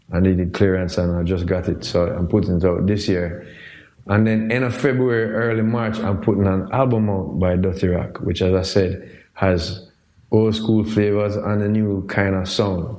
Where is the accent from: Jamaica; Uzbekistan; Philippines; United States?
Jamaica; I'm Jamaican.